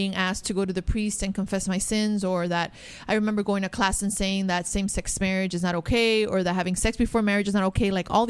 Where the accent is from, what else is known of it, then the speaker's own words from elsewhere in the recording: Miami, Florida, United States; I grew up in Miami.